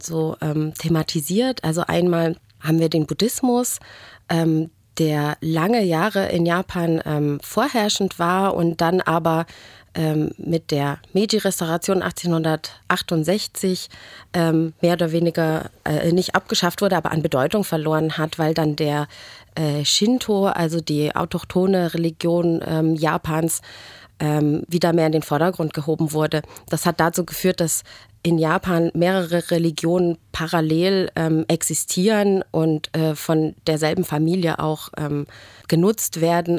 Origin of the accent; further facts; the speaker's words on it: Germany; als Deutsche dann auch oftmals so dasteht und sich schon fragt, naja, Moment, bei uns ist es aber in der Highschool nicht so